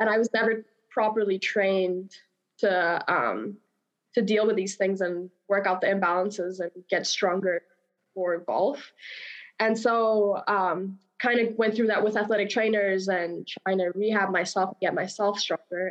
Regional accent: Namibia; moved away as an adult; now in United States; I am from Namibia originally. I came to the States about 5 years ago to play college golf.

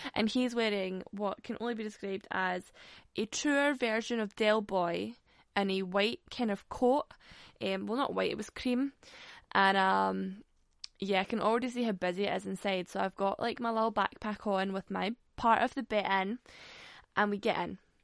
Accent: Glasgow, Scotland, United Kingdom; I'm from Glasgow.

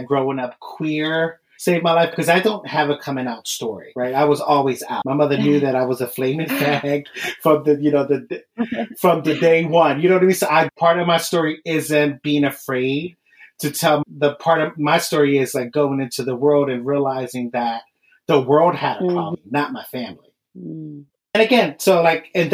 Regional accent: Philadelphia, Pennsylvania, United States; I'm from Philadelphia

